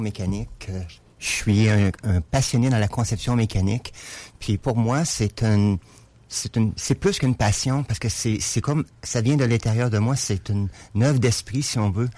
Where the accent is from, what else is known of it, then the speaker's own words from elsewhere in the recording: Lévis, Quebec, Canada; je suis de Lévis